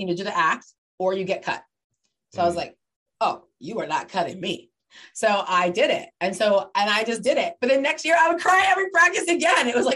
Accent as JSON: {"language": "English", "town": "Redlands", "region": "California", "country": "United States", "tie": "born or raised there", "said": "So we moved to Southern California when I was little. I was like 4, I think. My sister was 2. And a couple of years in, it was a little town called Redlands, which is in the 909"}